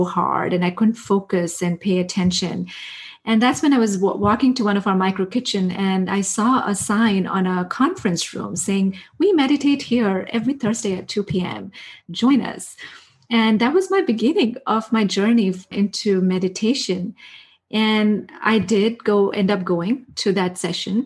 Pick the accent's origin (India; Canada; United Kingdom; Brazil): India; moved away as an adult; I grew up in India. I spent my first 23 years of my life in India